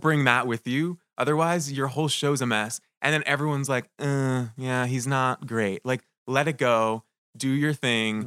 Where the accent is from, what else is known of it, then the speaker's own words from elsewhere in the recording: Manchester, New Hampshire, United States; moved away; my hometown, Manchester, New Hampshire